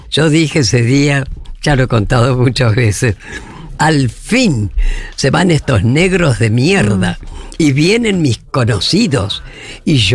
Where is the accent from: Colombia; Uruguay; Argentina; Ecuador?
Argentina; Paraná, Entre Ríos; CAMS de Paraná … somos de Paraná, que vamos a pasar las vacaciones.